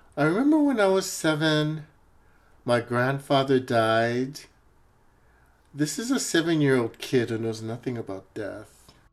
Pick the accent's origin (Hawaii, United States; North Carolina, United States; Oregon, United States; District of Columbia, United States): Hawaii, United States; moved away as an adult; also born or lived in Honolulu, Hawaii; now in Seattle, United States; Growing up in Hawaii is an interesting place because it's a melting pot.